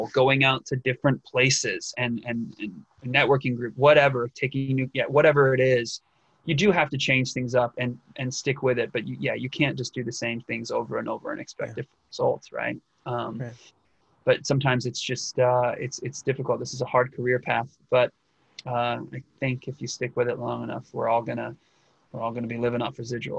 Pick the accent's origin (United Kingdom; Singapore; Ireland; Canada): United Kingdom; England; accent: Northern English; This is my original accent as a Brit from Northern England.